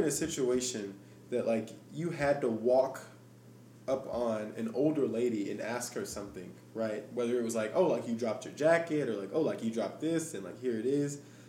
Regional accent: Arkansas, United States; I am from Arkansas.

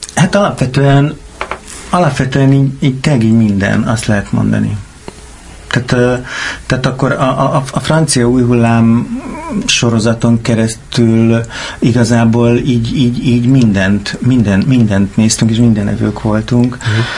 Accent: Keszthely, Zala, Hungary; Én vidéken nőttem fel Keszthelyen, ez egy kisváros

